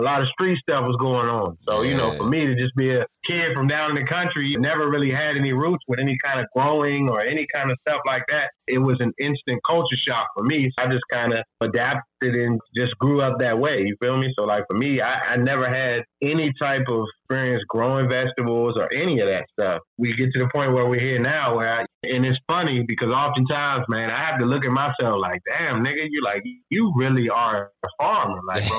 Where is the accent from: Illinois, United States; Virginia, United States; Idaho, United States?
Virginia, United States; Fredericksburg; born there; I was born in Fredericksburg, Virginia, which is, again, another suburb. Well, it's become a suburb of Washington, D.C., but I was born in Fredericksburg, Virginia.